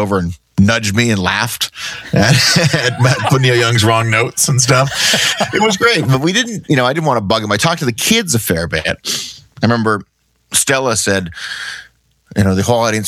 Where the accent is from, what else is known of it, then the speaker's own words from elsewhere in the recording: Canada; We're from Canada.